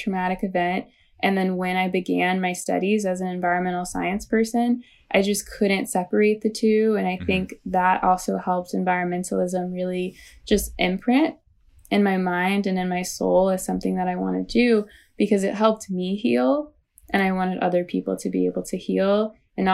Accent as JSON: {"language": "English", "town": "St. Louis", "region": "Missouri", "country": "United States", "tie": "born or raised there", "said": "So I grew up in St. Louis, Missouri, right, not too far from Ferguson, Missouri."}